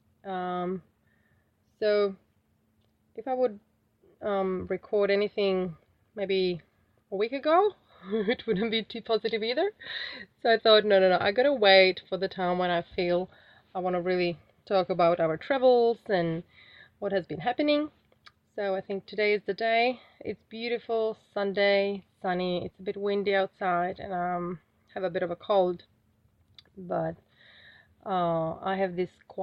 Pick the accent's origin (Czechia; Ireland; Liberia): Czechia; moved away as an adult; now in Australia; the heating system that I'm used to from Czech Republic is so comfortable